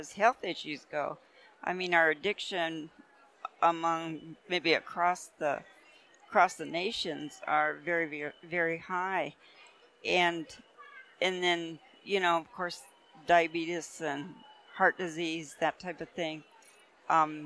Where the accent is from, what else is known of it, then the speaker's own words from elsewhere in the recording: Cheyenne River Sioux Reservation, South Dakota, United States; now in Colorado, United States; I'm Lakota, and I'm from the Cheyenne River Lakota Sioux Reservation, which is in the middle of the state of South Dakota